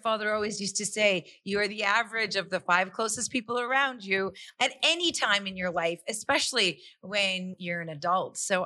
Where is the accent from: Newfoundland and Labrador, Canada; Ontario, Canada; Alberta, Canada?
Alberta, Canada; Calgary; I'm born and raised in Calgary, Alberta, but my parents are both from India.